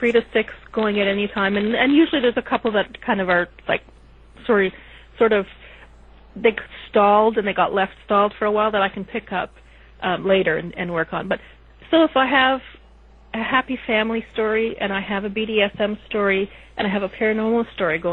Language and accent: English; Canada; I'm Canadian